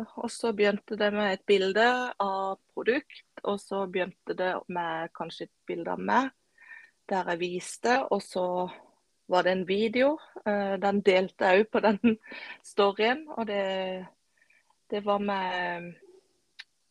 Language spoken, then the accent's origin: Norwegian; Kristiansand, Agder, Norway; Jeg er fra ei lita øy utenfor Kristiansand som heter Flekkerøya.